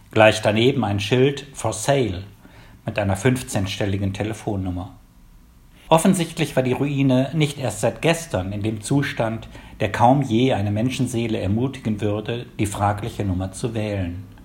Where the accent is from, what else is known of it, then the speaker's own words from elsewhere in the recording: Wuppertal, North Rhine-Westphalia, Germany; born there; also born or lived in Palatinate; geboren 1954 in Wuppertal. Um die Jahrtausendwende habe ich einige Jahre in der Pfalz gelebt.